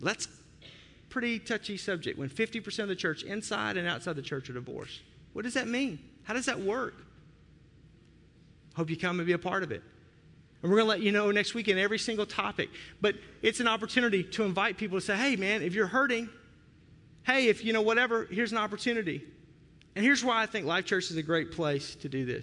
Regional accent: the South, United States; now in Wisconsin, United States; I grew up in the South.

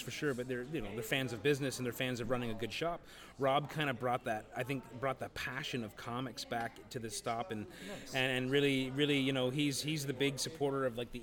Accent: St. Catharines, Ontario, Canada; I grew up in St. Catharine, so like getting to Toronto was a big deal

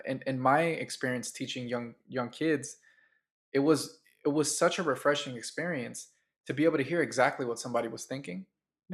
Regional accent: Oakland, California, United States; grew up in Oakland

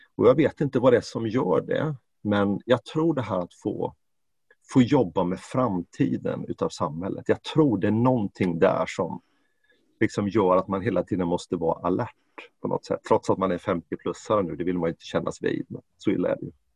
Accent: Jönköping, Jönköping County, Sweden; now in Stockholm, Sweden; Jag är ju född och uppvuxen i, i Jönköping och Småland

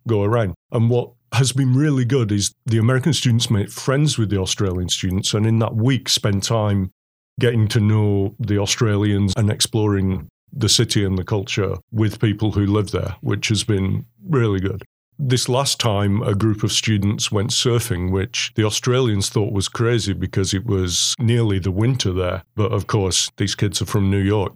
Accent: England, United Kingdom; now in Oswego, United States; I'm English

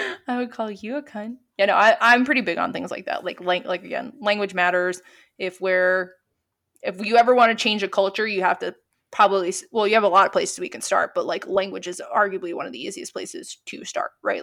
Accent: New York, United States; also born or lived in Pennsylvania; now in Brooklyn, United States; I was from New York

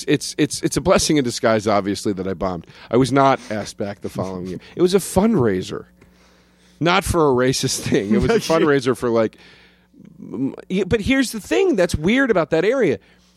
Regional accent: Collegeville, Pennsylvania, United States; now in New Jersey, United States; Pennsylvania. Outside of Philadelphia.

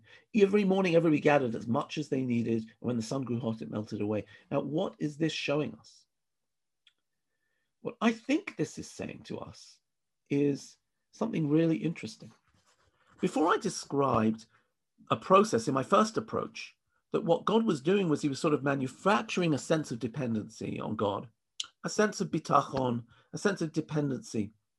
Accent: England, United Kingdom; now in Israel; I came from England, right? England is a very, you know, people stand in line in England.

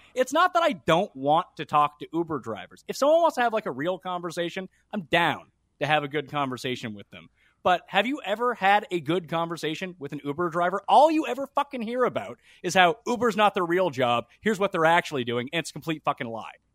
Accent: Canada; I'm from a university city, so there's, like, seven colleges

